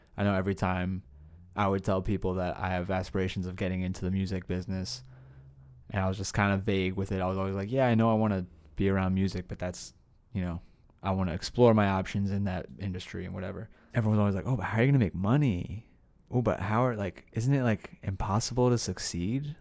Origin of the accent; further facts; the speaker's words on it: New Jersey, United States; also born or lived in Asbury Park, New Jersey; now in Los Angeles, United States; where I grew up in Jersey. I lived in a lot of places in Jersey.